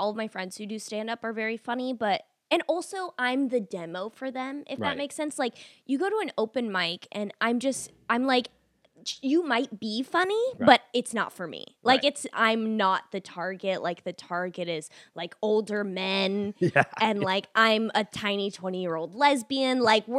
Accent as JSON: {"language": "English", "region": "Arizona", "country": "United States", "tie": "born or raised there", "lives_now": "Los Angeles, United States", "said": "I've been in LA for like 7 years. Okay. I grew up in Arizona."}